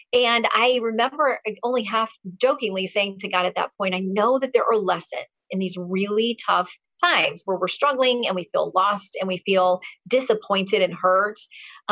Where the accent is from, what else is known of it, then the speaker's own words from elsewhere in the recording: Tallahassee, Florida, United States; I grew up in Tallahassee